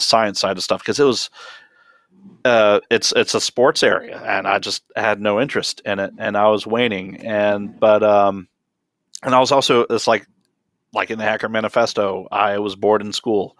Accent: Memphis, Tennessee, United States; moved away; Grew up in Memphis, not a technology focused city in the 80s and 90s or early 2000s

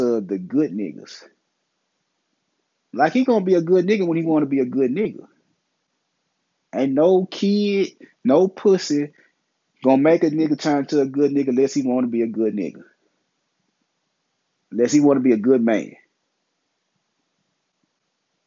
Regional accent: Memphis, Tennessee, United States; I'm from Memphis. I'm in the South. I'm in Memphis

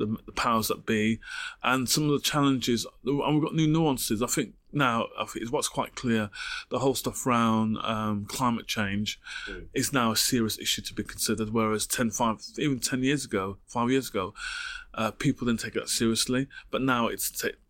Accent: Wolverhampton, West Midlands, United Kingdom; growing up in Wolverhampton, dub music and roots music was a key part of my upbringing

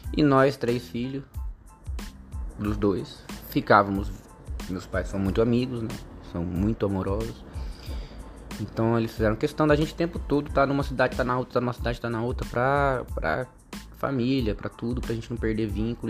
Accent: Jacareí, São Paulo, Brazil; Nasci em Jacareí, no estado de São Paulo

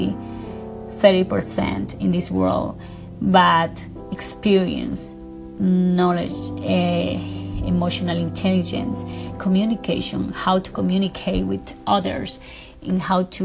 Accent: Ecuador; English is a second language; now in Beverly Hills, United States; I am from Ecuador. I live in Beverly Hills. My accent is very thick.

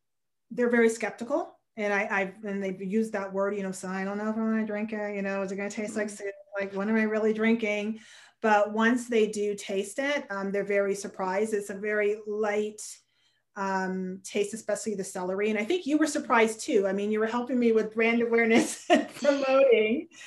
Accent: Hamilton, Ontario, Canada; born and raised in Hamilton, Ontario.

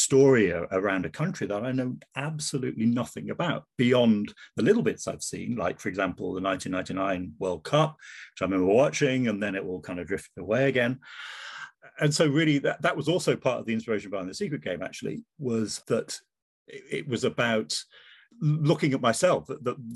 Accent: Wolverhampton, West Midlands, United Kingdom; moved away as an adult; also born or lived in Edinburgh, Scotland; now in Scotland; I'm not originally from Scotland. I was brought up in the West Midlands, and Wolverhampton is my part of the world.

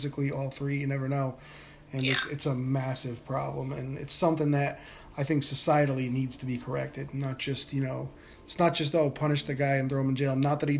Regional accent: Northeast, United States; Okay, so I grew up in the Northeast, and, you know, so we used to go to the beach every year.

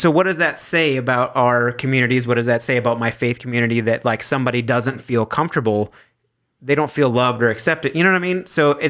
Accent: Fergus, Ontario, Canada; I am from Fergus.

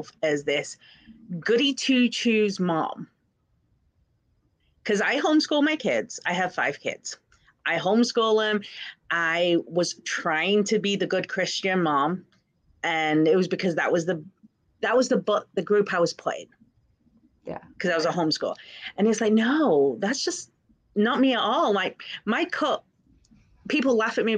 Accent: England, United Kingdom; I grew up in England and I was bullied pretty badly

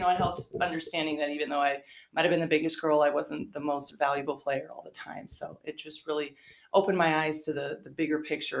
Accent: Walkerton, Indiana, United States; moved away as an adult; also born or lived in Michigan; I grew up in Walkerton, Indiana, very small town. We actually called it Walkertucky, just in that it was really that small.

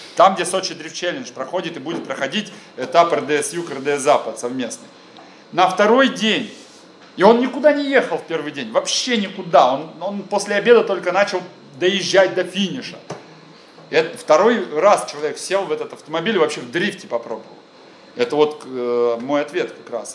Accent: Krasnodar, Krasnodar Krai, Russia; я из Краснодара

